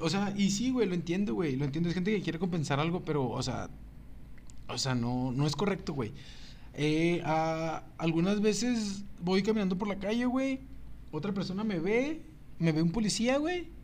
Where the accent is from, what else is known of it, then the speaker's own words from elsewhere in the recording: Ciudad Juárez, Chihuahua, Mexico; ¿de dónde eres? De Juárez